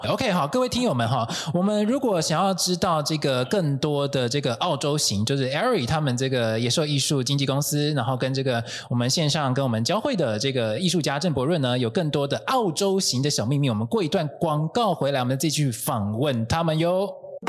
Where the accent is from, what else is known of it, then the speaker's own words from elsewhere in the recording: Taiwan; 身为台湾人的我们